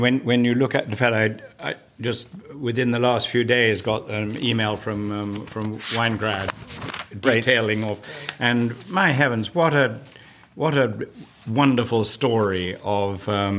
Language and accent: English; England, United Kingdom; moved away as an adult; also born or lived in San Diego; now in Annapolis, United States; We live in West Annapolis. I've been here since I immigrated from the United Kingdom, from England, in 1989, which is when Liz and I were married. So I've lived here since then. Actually, we lived for a couple of years in San Diego at the turn of the decade